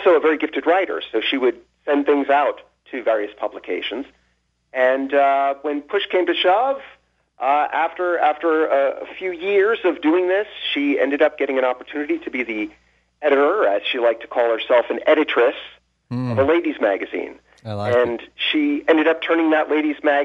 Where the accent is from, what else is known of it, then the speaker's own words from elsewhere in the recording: New Jersey, United States; I'm from New Jersey